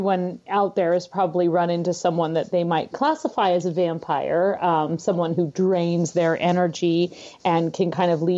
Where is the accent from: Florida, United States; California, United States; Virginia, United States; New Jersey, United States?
California, United States; San Francisco Bay Area; moved away as an adult; now in Minnesota, United States; I'm originally from California, so I've spent most of my life in the San Francisco Bay Area.